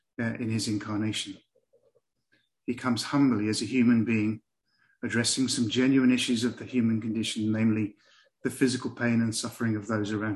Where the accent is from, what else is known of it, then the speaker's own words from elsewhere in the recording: England, United Kingdom; accent: English; I'm English